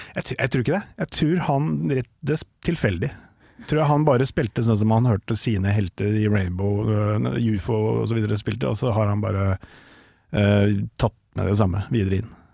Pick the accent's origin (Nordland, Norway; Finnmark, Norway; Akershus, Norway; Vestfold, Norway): Vestfold, Norway; Tønsberg; now in Oslo, Norway; jeg er egentlig fra Tønsberg, men jeg nå ah. har jeg bodd snart lenger her enn i Tønsberg.